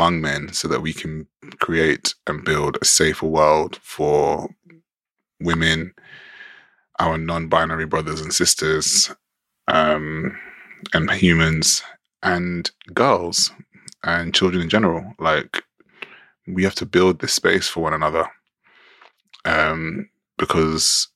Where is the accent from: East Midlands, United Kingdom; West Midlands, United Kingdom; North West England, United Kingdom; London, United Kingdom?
London, United Kingdom; growing up in London